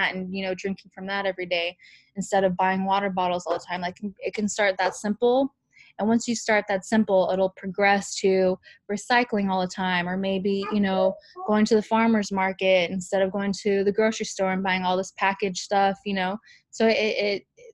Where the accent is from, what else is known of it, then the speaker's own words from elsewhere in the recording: California, United States; also born or lived in Amsterdam, Netherlands; my entire life, Hawaiian culture, like, the whole time in California.